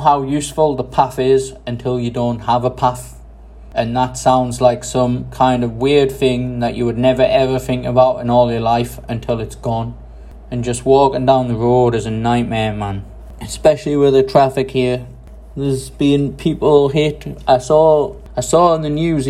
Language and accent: English; England, United Kingdom; now in Taiwan; People say, where are you from? I say, England